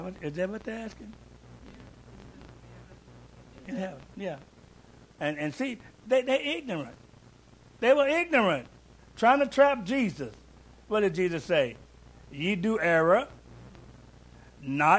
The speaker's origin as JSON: {"language": "English", "town": "Louisville", "region": "Kentucky", "country": "United States", "tie": "born or raised there", "said": "I'm from Louisville, too. And we'd be riding the bus going to school"}